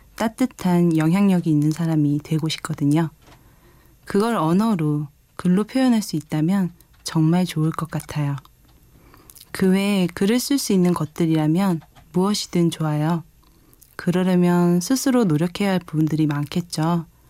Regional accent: Seoul, South Korea; moved away as an adult; now in Jecheon, South Korea; 원래는 서울에서 태어나고 자랐는데 부모님이 기농생활로 인해 함께 제천으로 왔어요

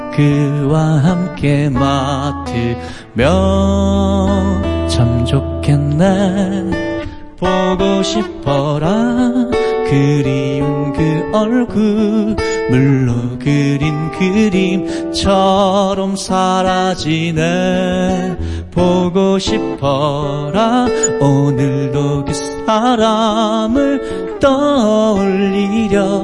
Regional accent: Daegu, South Korea; accent: Gyeongbuk; moved away; also born or lived in Seoul; 대구가 제 고향이거든요.

